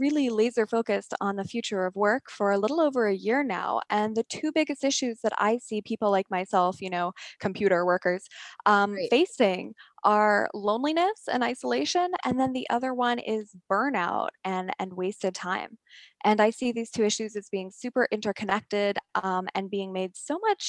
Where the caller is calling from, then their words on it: San Francisco, California, United States; I am calling in from San Francisco, the former hotbed of innovation and the current strange lockdown wasteland.